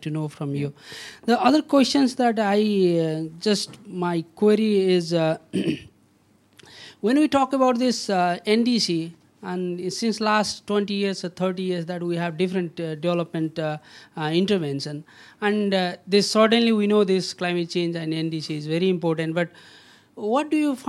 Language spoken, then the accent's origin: English; Nepal; I'm from Nepal.